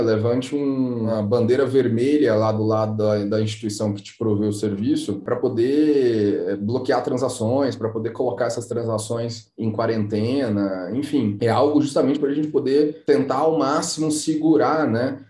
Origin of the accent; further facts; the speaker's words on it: Brazil; como brasileiros que somos